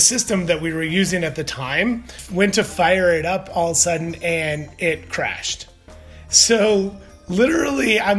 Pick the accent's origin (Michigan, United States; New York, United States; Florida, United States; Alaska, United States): Michigan, United States; Detroit; also born or lived in Arkansas; went to back to my hometown of Detroit area